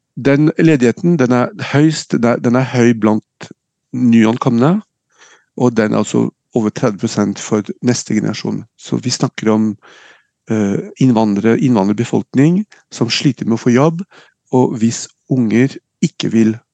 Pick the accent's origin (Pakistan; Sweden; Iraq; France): France; Nice, Provence-Alpes-Côte d'Azur; now in Norway; jeg er født og oppvokst i Frankrike, født og oppvokst i, i NIS